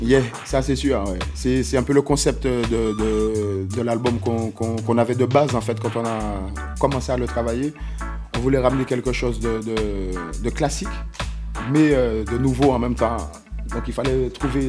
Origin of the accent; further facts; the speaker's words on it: Martinique; chez moi en Martinique